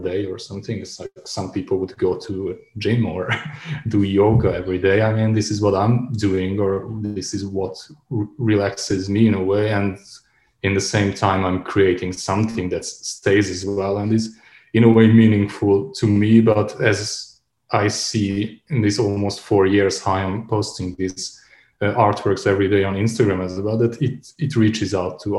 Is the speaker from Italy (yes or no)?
no; Subotica, Vojvodina, Serbia; moved away as an adult; also born or lived in Belgrade / Novi Sad; now in Berlin, Germany; my hometown Subotica